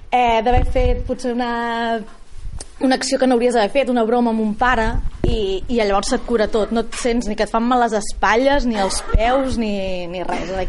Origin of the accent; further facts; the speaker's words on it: Reus, Catalonia, Spain; A vegades penso que això és un, un error com a reusenca i que no m'ho miro amb, des d'una perspectiva dient, però quan m'ho miro fredament segueixo pensant el mateix.